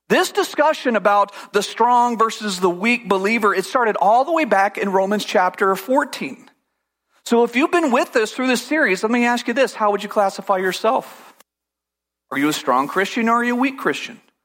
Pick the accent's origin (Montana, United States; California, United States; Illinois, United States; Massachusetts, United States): California, United States; I grew up in California